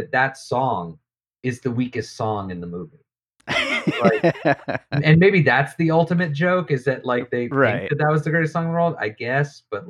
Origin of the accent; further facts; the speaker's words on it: the Bible Belt, United States; I come from the Bible Belt